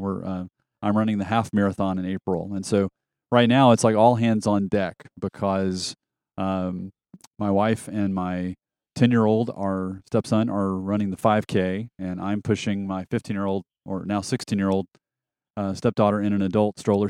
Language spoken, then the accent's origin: English; the South, United States; moved away as an adult; also born or lived in rural Alabama / Metro Atlanta; now in Nashville, United States; I was born and raised in the South